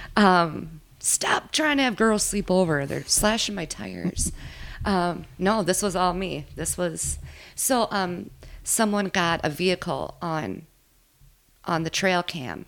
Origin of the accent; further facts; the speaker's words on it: Minnesota, United States; I grew up in Minnesota, just not in this area